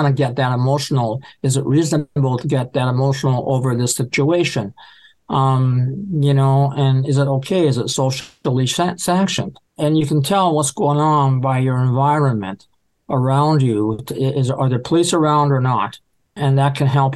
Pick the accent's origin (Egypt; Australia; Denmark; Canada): Canada; I'm from Canada